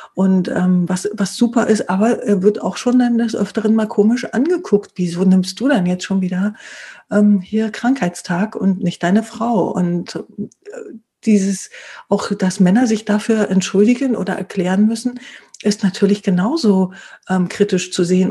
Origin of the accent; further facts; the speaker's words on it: East Germany, Germany; bin ja selbst aufgewachsen im Osten